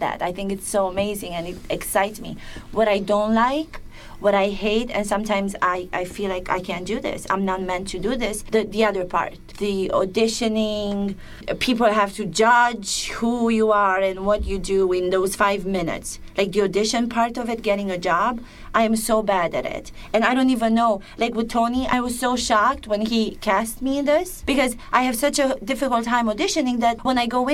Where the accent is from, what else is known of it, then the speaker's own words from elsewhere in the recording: Romania; accent: Romanian; English is a second language; I'm speaking English with the Romanian version of interpretation